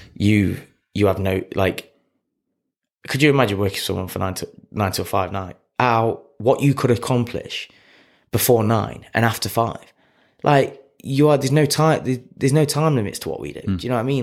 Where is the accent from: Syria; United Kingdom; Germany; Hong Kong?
United Kingdom; Clifton; I'm a kid from Clifton